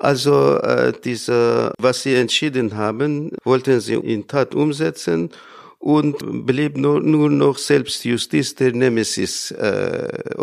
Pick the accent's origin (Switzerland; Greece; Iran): Iran; small town near Isfahan; moved away as an adult; now in Germany; Geboren bin ich in der kleinen Stadt Jura in der Nähe von Isfahan und ich habe hier in Deutschland studiert